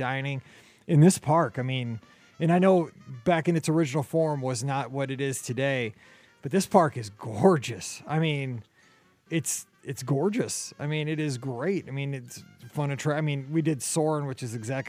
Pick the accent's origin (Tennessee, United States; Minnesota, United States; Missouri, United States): Missouri, United States; St. Louis; we are from St. Louis